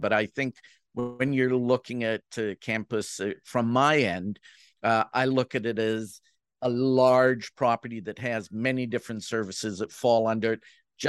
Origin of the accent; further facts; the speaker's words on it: Jamaica; now in Canada; You know, I'm Jamaican who lives in Canada, spends most of its time in the U.S. and has a British passport.